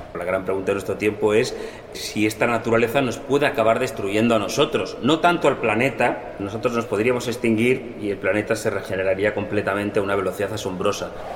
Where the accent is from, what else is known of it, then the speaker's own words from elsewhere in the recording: Madrid, Community of Madrid, Spain; moved away as an adult; also born or lived in Greenland / Reykjavik; Yo nací en Madrid, en una familia totalmente urbana.